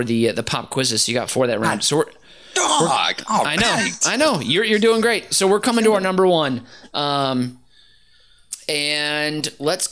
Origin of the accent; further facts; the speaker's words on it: Minneapolis, Minnesota, United States; Minneapolis, Minnesota, my hometown. I'm in Minnesota right now.